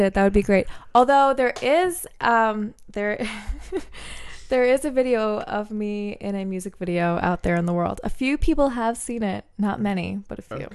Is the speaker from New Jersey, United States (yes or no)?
yes; New Jersey, United States; first language English; also born or lived in Bermuda; I grew up kind of in a weird way where, uh, for all intents and purposes, I am from New Jersey.